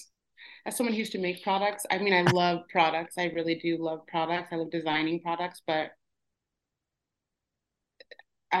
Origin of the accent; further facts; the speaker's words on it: Midwest, United States; I grew up in the Midwest